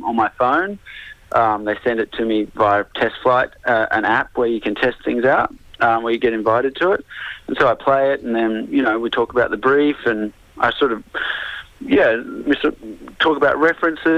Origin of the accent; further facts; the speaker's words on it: Sydney, New South Wales, Australia; I've mostly played in Sydney because I'm from Sydney.